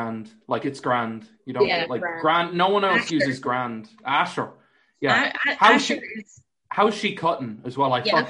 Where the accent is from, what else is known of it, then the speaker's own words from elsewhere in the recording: United Kingdom; now in Ireland; I'm British.